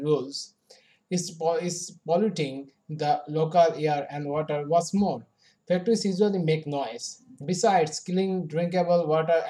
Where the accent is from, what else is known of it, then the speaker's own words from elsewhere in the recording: Dhaka, Dhaka Division, Bangladesh; I was born in Dhaka and have lived there with my family.